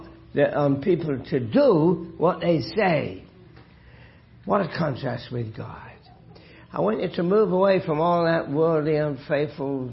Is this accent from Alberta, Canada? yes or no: no; Hamilton, Ontario, Canada; I'm from Hamilton, a long way away from... Kitchener.